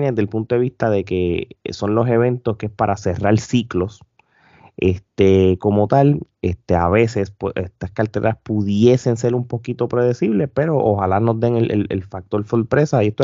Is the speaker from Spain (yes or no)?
no; Puerto Rico; Si no, no somos puertorriqueños.